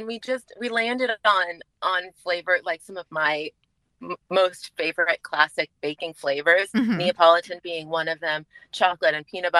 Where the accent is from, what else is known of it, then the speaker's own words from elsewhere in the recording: California, United States; I'm from California.